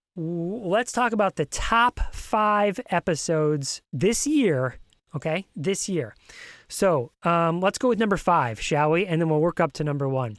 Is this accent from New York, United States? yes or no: yes; New York, United States; now in Virginia, United States; I'm originally from New York